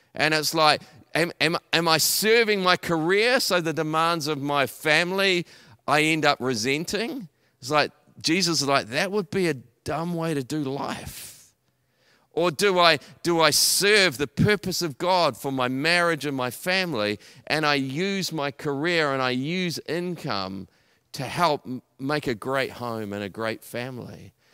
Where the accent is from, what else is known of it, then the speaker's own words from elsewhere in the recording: Taranaki, New Zealand; moved away as an adult; also born or lived in Auckland; I'm originally from Taranaki. I came to Auckland to go to university.